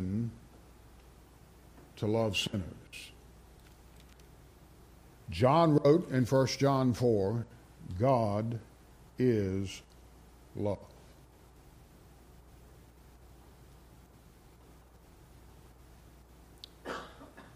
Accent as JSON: {"language": "English", "town": "Rustburg", "region": "Virginia", "country": "United States", "tie": "born or raised there", "said": "I grew up in Rustburg"}